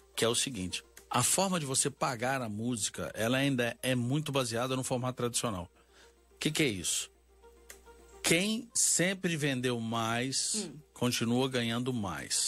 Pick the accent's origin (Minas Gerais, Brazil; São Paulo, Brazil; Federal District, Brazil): Minas Gerais, Brazil; accent: mineiro; Eu sou mineiro, vocês já devem ter notado pelo sotaque